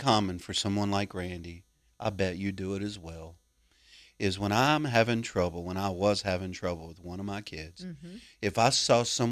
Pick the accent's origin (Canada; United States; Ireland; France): United States; Cajun, Louisiana; being a Cajun